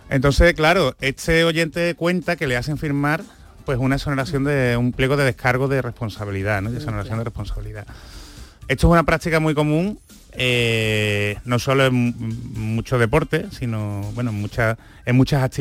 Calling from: Pozoblanco, Andalusia, Spain; pues mira … de Pozo Blanco.

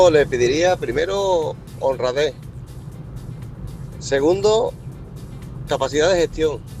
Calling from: Córdoba, Andalusia, Spain; Buenos días, José, desde Córdoba.

